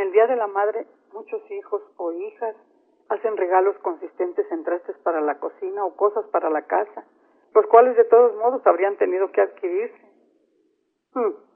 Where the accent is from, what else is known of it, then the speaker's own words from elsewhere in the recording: San Luis Potosí, Mexico; En San Luis Potosí, por ejemplo, de donde soy originaria y donde radico